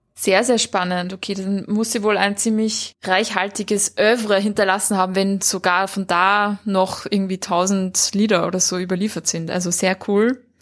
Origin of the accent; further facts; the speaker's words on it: Vienna, Austria; bei uns in Wien oder in Österreich